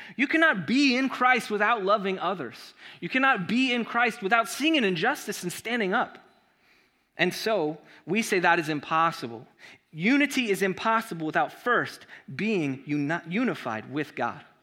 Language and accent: English; Chula Vista, California, United States; also born or lived in Gardena, California; I was raised in Gardena, California, uh, a couple blocks away from Compton, um, until I was in fourth grade when my family moved me to Chula Vista